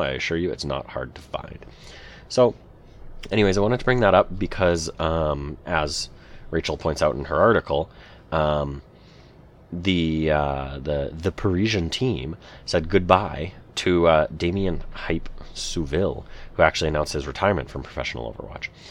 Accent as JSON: {"language": "English", "country": "Canada", "said": "I'm a Canadian boy"}